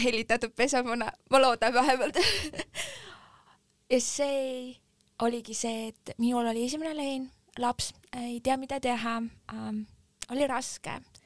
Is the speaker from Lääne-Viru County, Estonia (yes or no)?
no; Järva County, Estonia; Järvamaa, kus ma pärit olen